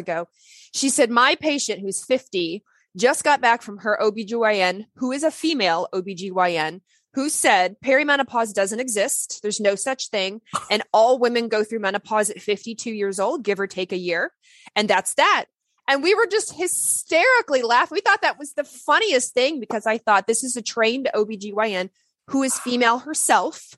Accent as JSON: {"language": "English", "town": "Lexington", "region": "Kentucky", "country": "United States", "tie": "born or raised there", "said": "I grew up in Lexington, Kentucky. I'm not from there. I wasn't born there, but that's where I grew up."}